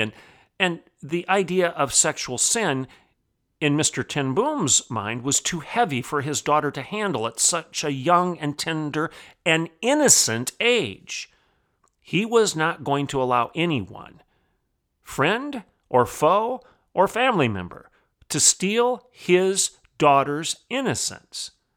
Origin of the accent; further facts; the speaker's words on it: Bartlesville, Oklahoma, United States; my hometown here of Bartlesville, Oklahoma